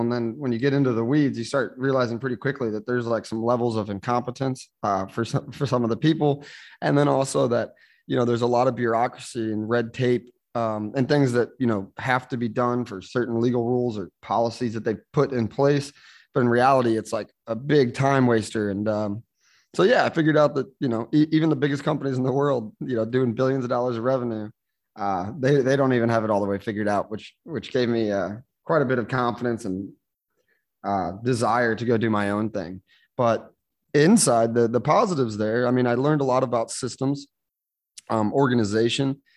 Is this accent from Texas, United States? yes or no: no; St. Louis, Missouri, United States; moved away as an adult; now in San Juan, Puerto Rico; I was born and raised in St. Louis, Missouri, United States